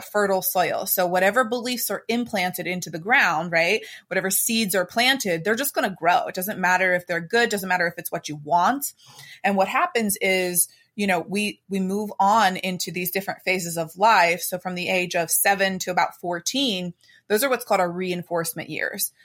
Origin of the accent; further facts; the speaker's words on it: Pittsburgh, Pennsylvania, United States; I am from Pittsburgh, Pennsylvania, the Steel City here.